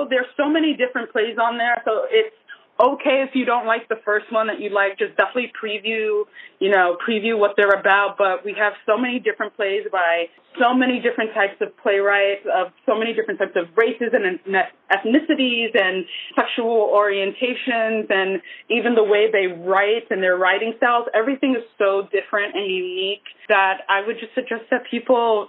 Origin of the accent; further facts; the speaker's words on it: New York City, New York, United States; also born or lived in Nigeria; I'm from Brooklyn, and the Heights are similar in a way to Bed-Stuy, where I grew up in Brooklyn